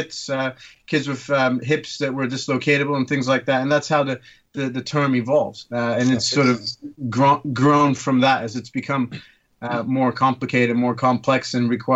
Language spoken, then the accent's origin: English; Turkey; also born or lived in London, United Kingdom; now in Hampshire, United Kingdom; I'm originally from Turkey, but I trained medicine at Guy's Kings and St. Thomas's in London, and now I work in the Wessex region